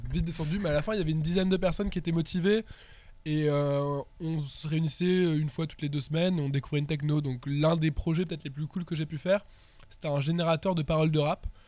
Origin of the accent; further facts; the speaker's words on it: Perpignan, Occitania, France; moved away; also born or lived in Toulouse; je viens du sud, je viens de Perpignan